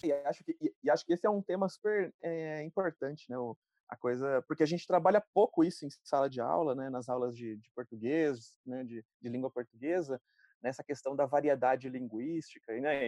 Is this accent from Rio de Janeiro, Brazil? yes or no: no; interior of São Paulo, Brazil; accent: R caipira; eu sou do interior de São Paulo, falo porta, carne